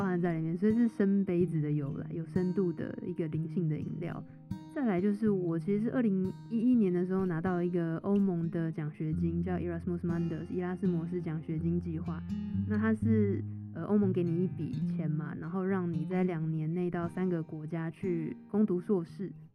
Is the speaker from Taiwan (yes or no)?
yes; Taiwan; 因为我是台湾人